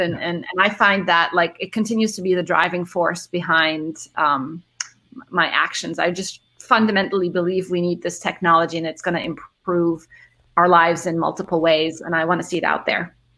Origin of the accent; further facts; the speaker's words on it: Cairo, Cairo Governorate, Egypt; also born or lived in Middle East; so I'm originally from Egypt. I grew up uh, in Cairo and the Middle East